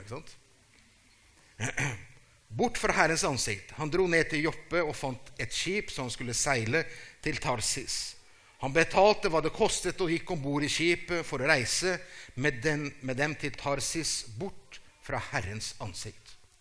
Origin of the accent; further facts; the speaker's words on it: Brazil